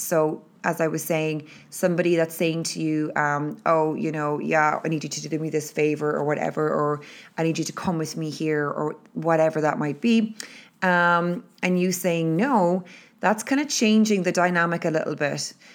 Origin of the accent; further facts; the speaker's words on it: Ireland; being Irish and living in Ireland